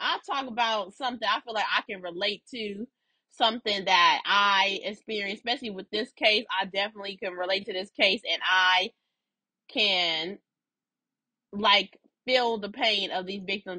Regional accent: Los Angeles, California, United States; also born or lived in Inglewood; I grew up on Slauson, the cross street, Slauson and Western

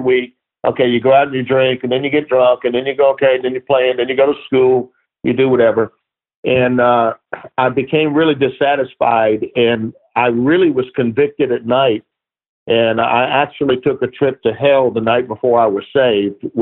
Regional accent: Baton Rouge, Louisiana, United States; moved away as an adult; also born or lived in New Orleans; now in California, United States; grew up in Baton Rouge

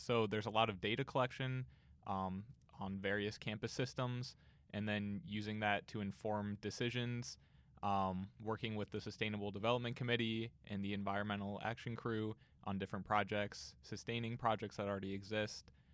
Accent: Canton, Ohio, United States; I grew up in Canton, so it was just an hour away.

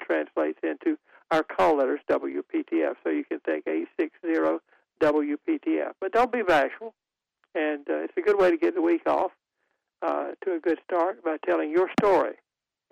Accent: Raleigh, North Carolina, United States; I'm from Raleigh, North Carolina

